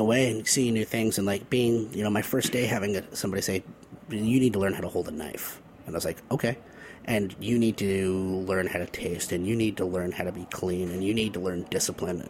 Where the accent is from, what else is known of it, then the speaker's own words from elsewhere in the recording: Connecticut, United States; now in Boston, United States; I grew up in, in Connecticut